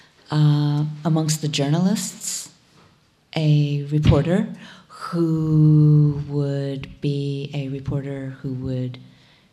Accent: Johnstown, Pennsylvania, United States; moved away; I grew up in Johnstown, Pennsylvania, in Cambria County.

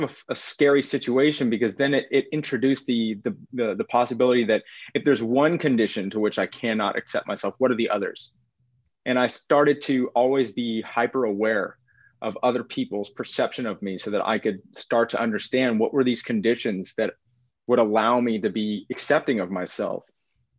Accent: Texas, United States; now in Pacific Northwest, United States; I grew up in Texas. I'm a seventh generation Texan

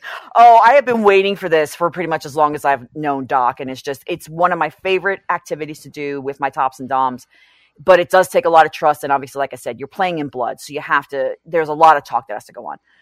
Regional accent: New York City, New York, United States; I grew up in New York City.

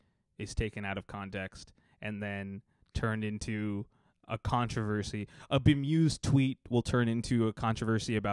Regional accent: Texas, United States; I'm from Texas

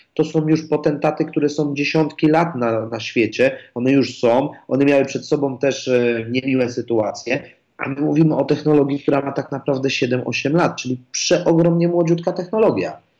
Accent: Poland; jestem z Polski

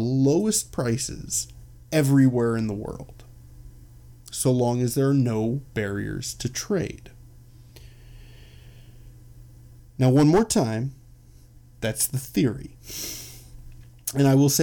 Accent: Chicago, Illinois, United States; I'm from Chicago

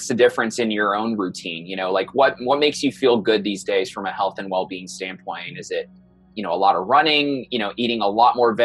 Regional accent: New York City, New York, United States; moved away; I was born in Brooklyn

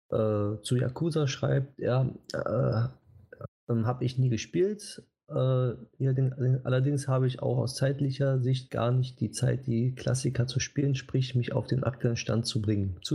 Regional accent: Switzerland; Weiß nicht, ob ich hm, da als Schweizer ja. mitmachen darf.

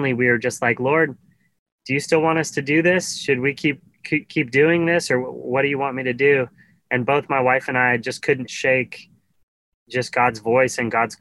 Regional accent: Carson City, Nevada, United States; moved away as an adult; now in Nashville, United States; Carson City, Nevada was my hometown

